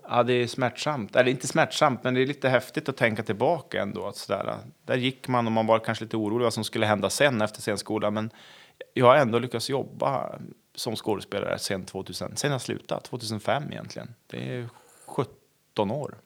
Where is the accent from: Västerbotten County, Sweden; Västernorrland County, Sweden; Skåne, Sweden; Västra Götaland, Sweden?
Västernorrland County, Sweden; Köpmanholmen; moved away; Jag är från Köpanholmen utanför Övik